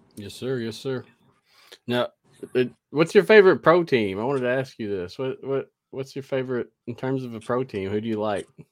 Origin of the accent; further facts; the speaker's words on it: the South, United States; I'm from the South, so it's hard for me to talk correctly sometimes myself.